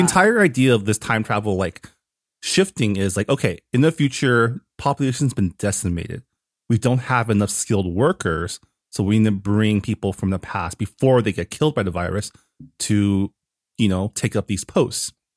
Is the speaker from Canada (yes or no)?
yes; Canada; now in United States; I got harassed by a border agent once for being Canadian and having green card.